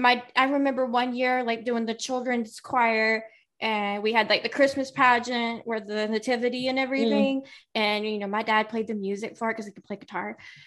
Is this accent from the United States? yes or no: yes; South Carolina, United States; accent: Southern; I grew up, I'm Southern, as you can probably tell just hearing my voice, you can probably tell I'm from the South. I grew up in the deep heart of South Carolina, in the South, in a Southern Baptist church.